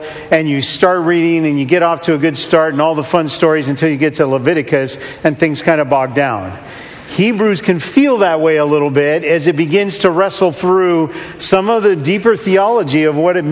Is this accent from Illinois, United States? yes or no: no; California, United States; now in Seattle, United States; I'm originally from California and grew up in the warmth and the sun and up in Seattle